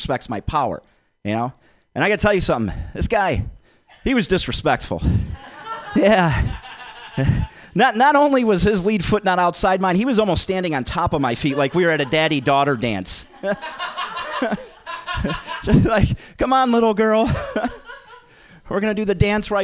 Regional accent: Detroit, Michigan, United States; I'm from Detroit

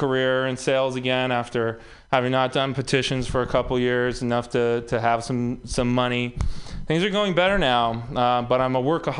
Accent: Texas, United States; I'm also from Texas

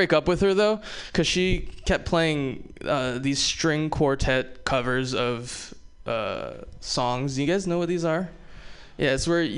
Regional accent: Hawaii, United States; moved away; I'm also from Hawaii, which means I have a lot of mixed feelings about Pearl Harbor. Yeah. No. I love Hawaii. You know, when you grow up in Hawaii

